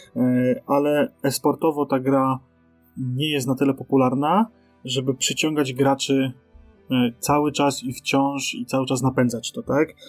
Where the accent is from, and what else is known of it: Poland